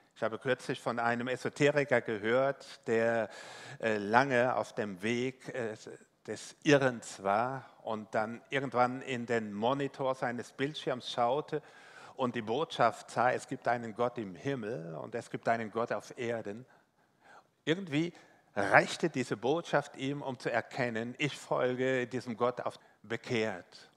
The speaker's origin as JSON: {"language": "German", "region": "Rhineland-Palatinate", "country": "Germany", "tie": "born or raised there", "accent": "Palatinate", "said": "ich bin äh, gebürtiger Pfälzer, also wenn Sie überlegen, Mensch, äh, wie nuschelt er, wie Boris Becker einst. Äh, ja, ich habe mir das nicht abgewöhnt bis heute"}